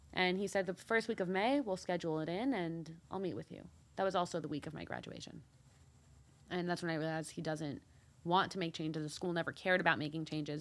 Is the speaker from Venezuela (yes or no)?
no; Deal, New Jersey, United States; also born or lived in Mexico / New York; I was born there. Um, and my brother was too, and then we moved to the U S. Um, I grew up in Deal, New Jersey